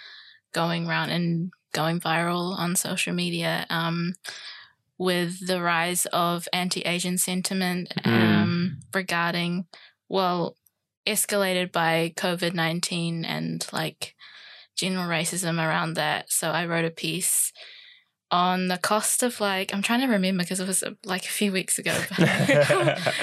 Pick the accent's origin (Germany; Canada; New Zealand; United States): New Zealand; Lower Hutt, Wellington; also born or lived in Taiwan; now in Wellington, New Zealand; So I grew up in Lower Hutt, recently moved to Wellington City like last year